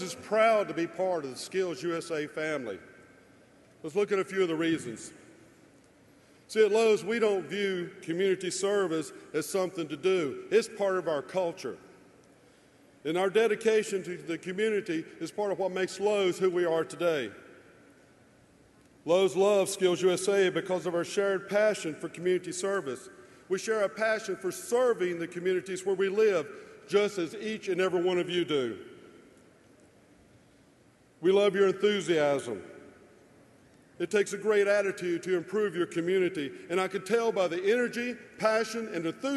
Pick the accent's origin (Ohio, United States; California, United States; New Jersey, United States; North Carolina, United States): North Carolina, United States; also born or lived in Pacific Northwest; my home state of North Carolina